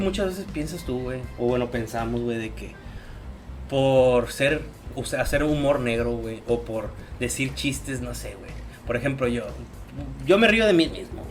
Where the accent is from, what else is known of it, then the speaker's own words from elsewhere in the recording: Mexico; puedo decir que también soy mexicano